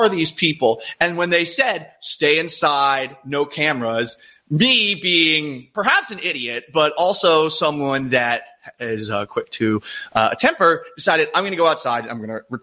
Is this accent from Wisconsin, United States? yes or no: no; Boston, Massachusetts, United States; now in Seattle, United States; I'm someone from Boston originally.